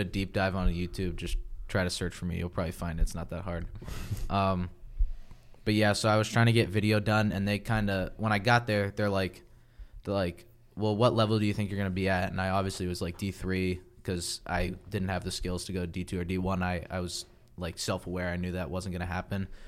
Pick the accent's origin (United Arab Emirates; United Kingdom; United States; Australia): United States; Ashburn, Virginia; now in Frederick, United States; I'm from Ashburn, Virginia